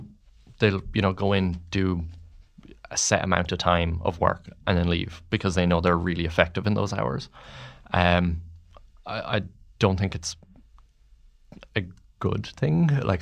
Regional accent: Mullingar, Westmeath, Ireland; I grew up in Mullingar

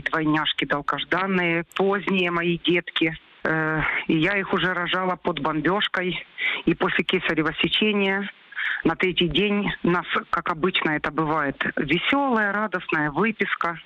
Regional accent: Luhansk, Luhansk Oblast, Ukraine; moved away as an adult; now in Netherlands; я из Луганска. Но в Луганске я была 8 лет назад.

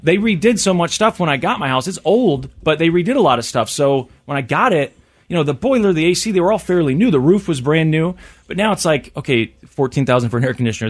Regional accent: Missouri, United States; I'm born and raised in Missouri

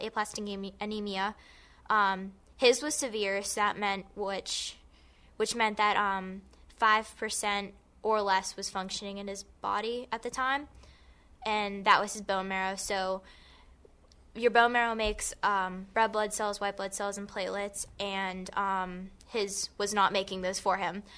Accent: Gibsonia, Pennsylvania, United States; I am from Gibsonia

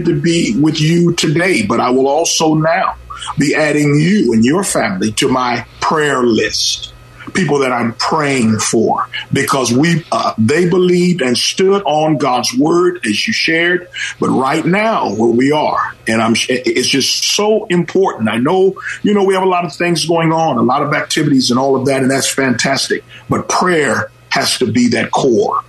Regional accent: Oakland, California, United States; I was raised in the Oakland of yesterday, and the beautiful Lake Merritt

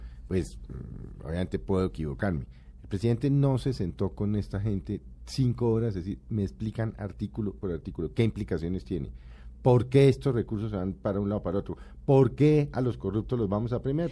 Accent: Colombia; como colombiano, como periodista

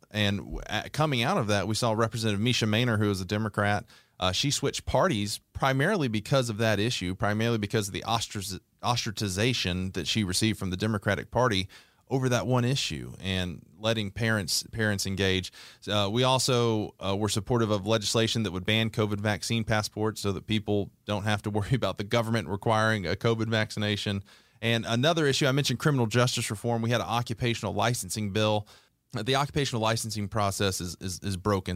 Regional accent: Conyers, Georgia, United States; born or raised there

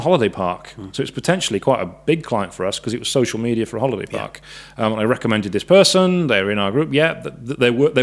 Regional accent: South Wales, United Kingdom; moved away; I myself, I'm from South Wales. I'm 150 miles away from where I grew up.

